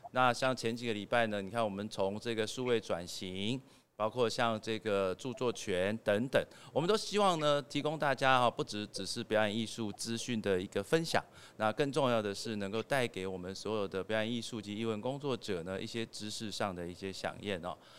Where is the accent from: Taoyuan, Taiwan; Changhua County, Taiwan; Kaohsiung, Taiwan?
Taoyuan, Taiwan; Zhongli; 我们小时候其实是在中立长大的哈